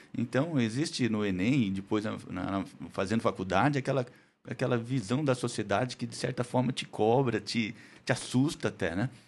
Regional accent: Andradina, São Paulo, Brazil; moved away as an adult; now in Araçatuba, Brazil; eu sou de Andradina, Aracatuba só fiz faculdade.

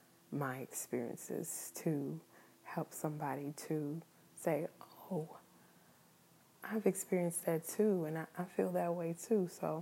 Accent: New Zealand; I am Kiwi.

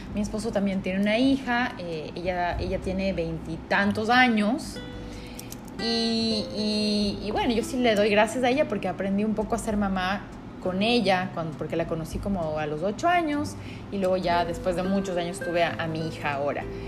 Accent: Quito, Pichincha, Ecuador; now in Guayaquil, Ecuador; nosotros estamos en Guayaquil, pero eh, bueno, yo soy de Quito

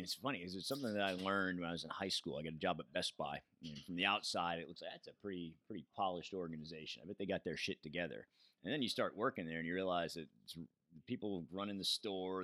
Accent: New York, United States; I'm a New Yorker. I grew up

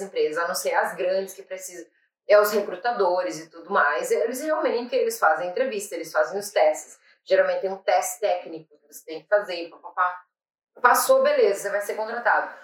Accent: Brazil; moved away as an adult; now in Ireland; eu sou brasileira

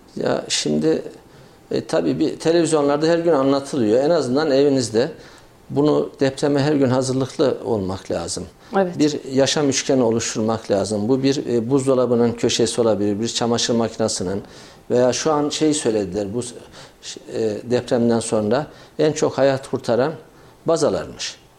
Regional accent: Kayseri, Kayseri Province, Turkey

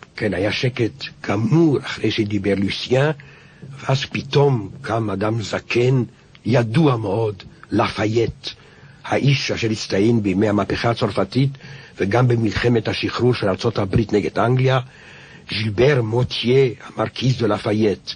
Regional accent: France; כשהייתי ילד בבית הספר העממי, כשהמשתב האחרון של נפוליאון הוקרא על ידי המורה

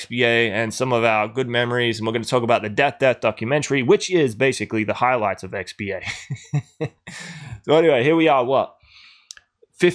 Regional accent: Adelaide, South Australia, Australia

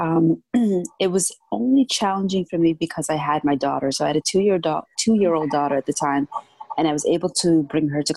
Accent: Toronto, Ontario, Canada; I grew up in downtown Toronto

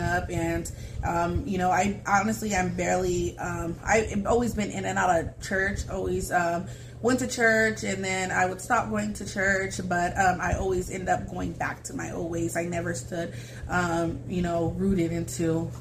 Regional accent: Fresno, California, United States; now in Madera, United States; I grew up in Fresno with my grandparents.

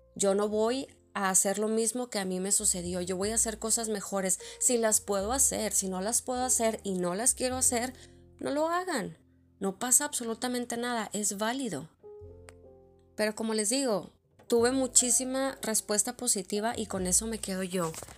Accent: Monterrey, Nuevo León, Mexico; first language Spanish; moved away; el acento de tu, de tu ciudad, en mi caso de Monterrey.

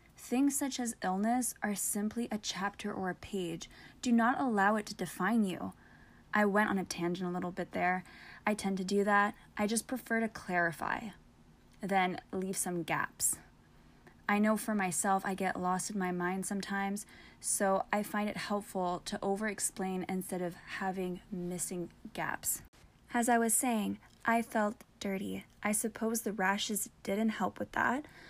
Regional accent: Canada; I'm also Canadian, and my blood is 90% maple syrup

